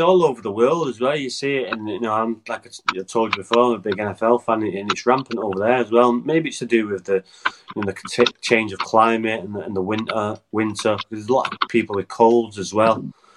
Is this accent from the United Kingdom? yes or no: yes; Wales, United Kingdom; as a Welsh player